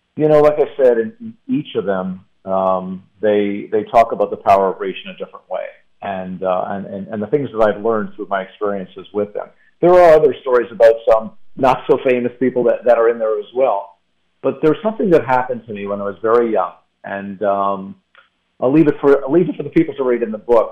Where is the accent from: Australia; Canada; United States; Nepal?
Canada; when I was nine years old, as a Canadian